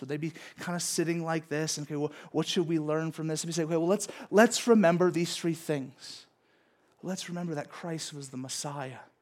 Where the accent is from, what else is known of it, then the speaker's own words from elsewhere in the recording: Southern California, United States; growing up in Southern California